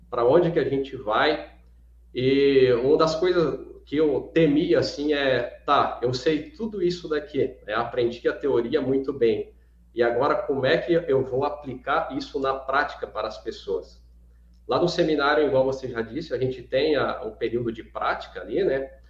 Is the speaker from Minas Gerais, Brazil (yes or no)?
no; Alta Floresta do Oeste, Rondônia, Brazil; eu sou natural da cidade de Alta Floresta do Oeste, do estado de Rondônia, talvez uma cidade mais conhecida, né, uma referência, é, fica a 100 quilômetros da cidade de Cacoal, lá em Rondônia.